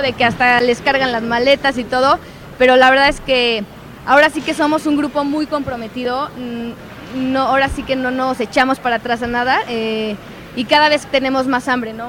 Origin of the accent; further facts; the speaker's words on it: San Luis Potosí, Mexico; Soy de San Luis Potosí